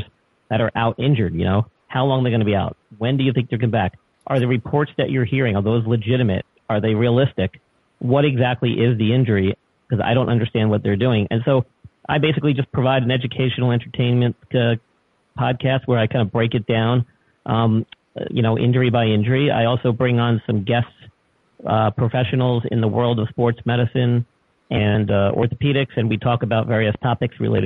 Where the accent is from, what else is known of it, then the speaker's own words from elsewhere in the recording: New York, United States; moved away; I'm originally from New York, so I am a transplant